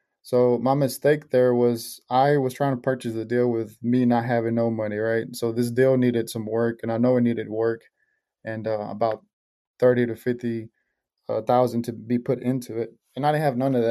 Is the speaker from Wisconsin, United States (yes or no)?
no; Marshall, Texas, United States; also born or lived in Mexico; I've been here ever since in the small town in Marshall, Texas